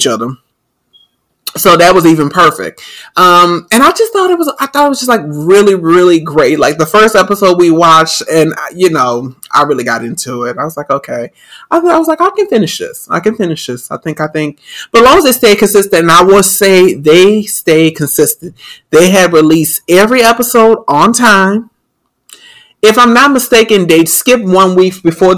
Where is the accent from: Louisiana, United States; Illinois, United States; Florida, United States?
Louisiana, United States; New Orleans; I'm from New Orleans